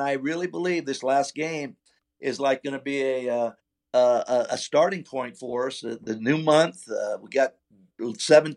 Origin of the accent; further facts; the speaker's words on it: California, United States; I'm from California